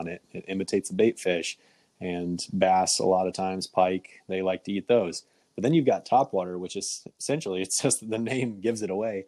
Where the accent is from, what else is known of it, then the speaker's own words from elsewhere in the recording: Kansas, United States; now in Michigan, United States; I grew up in Kansas